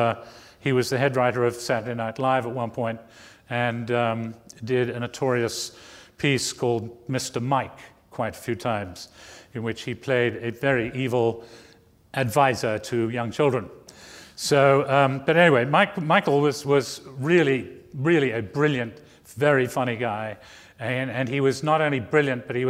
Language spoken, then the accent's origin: English; England, United Kingdom; moved away as an adult; also born or lived in New Jersey / New York; growing up in England